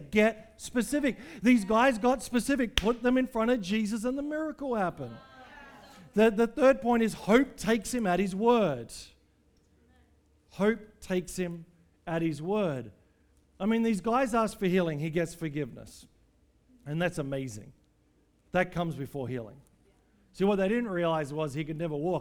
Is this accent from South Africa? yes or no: no; Australia; as an Australian